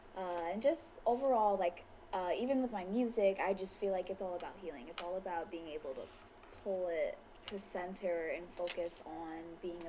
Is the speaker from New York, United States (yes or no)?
yes; New York City, New York, United States; I'm from Queens, born and raised Jamaica. I still live in Queens technically. Mm-hmm. I'm a Queens girl.